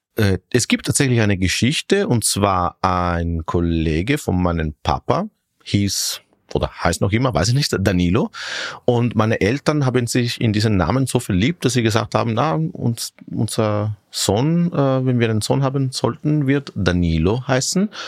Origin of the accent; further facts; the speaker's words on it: Syracuse, Sicily, Italy; German is a second language; moved away as an adult; also born or lived in Rome, Italy / Gänserndorf, Austria; now in Vienna, Austria; als ich drei Jahre alt war, sind wir zurück nach Sizilien gezogen mhm. und dort bin ich praktisch dann aufgewachsen